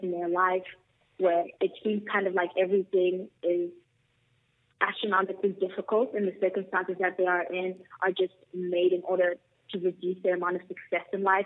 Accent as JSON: {"language": "English", "country": "South Africa", "tie": "born or raised there", "said": "I'm born and raised in South Africa."}